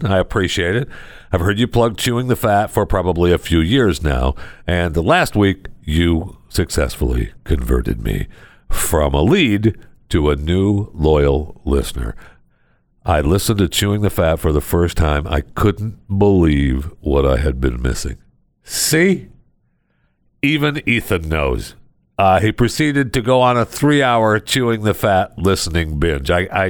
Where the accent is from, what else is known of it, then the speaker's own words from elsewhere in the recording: Michigan, United States; now in Texas, United States; I was born and raised in Michigan, and I know that's my home state